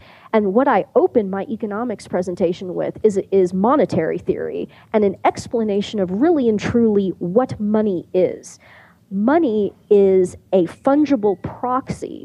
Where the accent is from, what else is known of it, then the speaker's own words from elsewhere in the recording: Kansas City, United States; I grew up outside of Kansas City